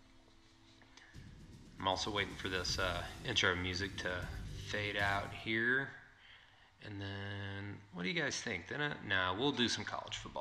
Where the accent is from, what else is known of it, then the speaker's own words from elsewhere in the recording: Yukon, Oklahoma, United States; I grew up in Yukon